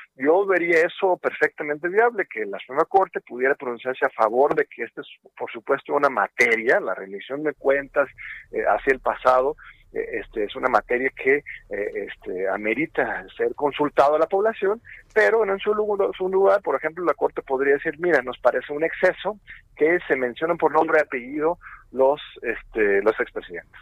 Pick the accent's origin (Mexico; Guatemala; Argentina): Mexico; como pueblo mexicano